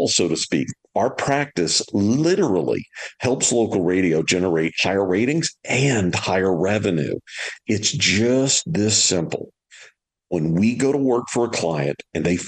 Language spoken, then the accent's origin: English; Louisiana, United States; we're both from Louisiana